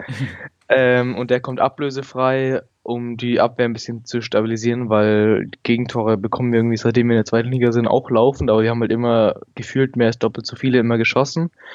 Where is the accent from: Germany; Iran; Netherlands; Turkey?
Germany; Nuremberg, Bavaria; ich bin aus Nürnberg, ähm, bin 16 Jahre alt und gehe noch zur Schule und mache gerade meinen Abschluss